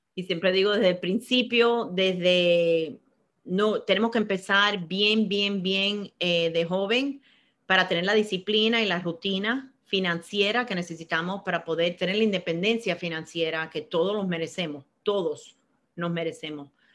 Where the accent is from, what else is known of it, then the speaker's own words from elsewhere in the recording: Miami, Florida, United States; moved away as an adult; also born or lived in Cuba; yo nací en Cuba, me crié en Miami